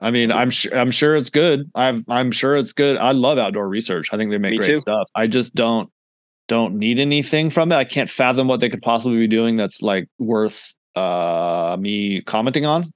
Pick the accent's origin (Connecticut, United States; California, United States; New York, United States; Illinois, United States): California, United States; San Luis Obispo; I grew up in San Luis Obispo